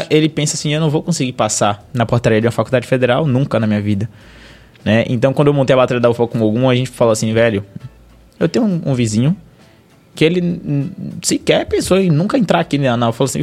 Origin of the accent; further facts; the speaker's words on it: Valença, Bahia, Brazil; eu sou lá da, de Valença, se eu não me engano